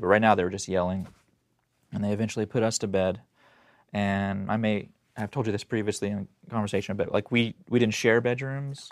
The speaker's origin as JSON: {"language": "English", "town": "Tulsa", "region": "Oklahoma", "country": "United States", "tie": "born or raised there", "said": "I was born in Tulsa, Oklahoma, and so that's where all this happened"}